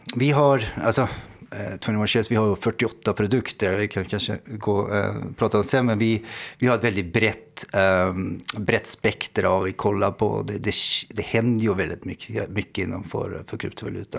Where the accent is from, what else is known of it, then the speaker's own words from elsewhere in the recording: Norway; accent: svorska (Norwegian-Swedish mix); now in Amsterdam, Netherlands; Jag är norsk, ja. Eh, men eh, min morsa är från Kalmar så det blir lite sån där svorska som man säger